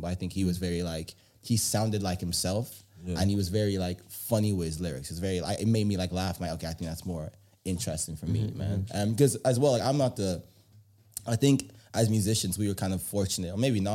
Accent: Warri, Delta, Nigeria; I'm from Delta State, Warri

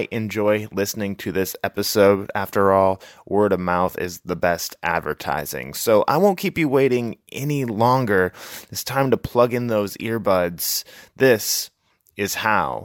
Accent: Midwest, United States; moved away; being from the Midwest originally

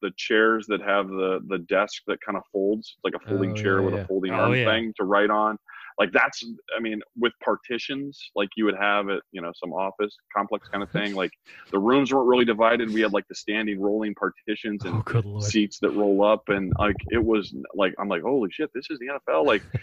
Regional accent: Iowa, United States; moved away; also born or lived in South Dakota; going to school at the University of South Dakota, grew up in Iowa

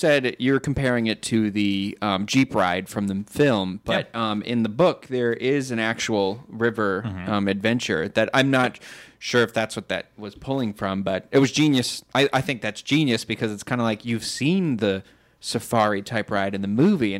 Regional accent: Massachusetts, United States; I'm from Massachusetts.

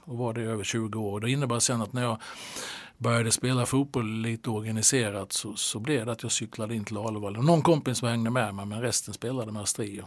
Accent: Halmstad, Halland County, Sweden; moved away as an adult; now in Norrköping, Sweden; Halmstad är ju hem för mig fortfarande

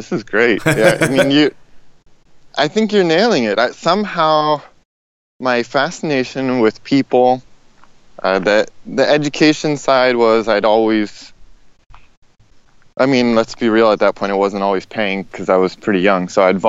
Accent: Indiana, United States; also born or lived in Los Angeles; I was born in Indiana, kind of classic rural Midwest, southern Indiana, and then my parents split, and I spent a lot of my life in Los Angeles

